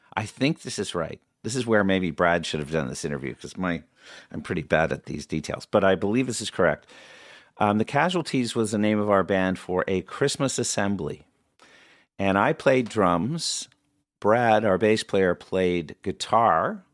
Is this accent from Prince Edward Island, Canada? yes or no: no; Oshawa, Ontario, Canada; we grew up in Oshawa, Ontario